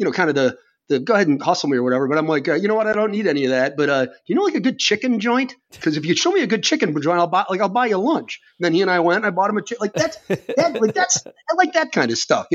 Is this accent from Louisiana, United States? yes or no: no; Chicago, Illinois, United States; I'm American from Chicago